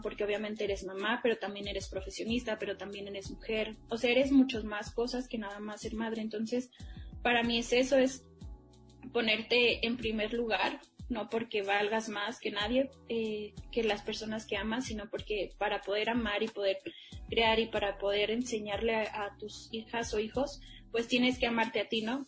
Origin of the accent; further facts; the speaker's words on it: Mexico; quienes somos como mexicanos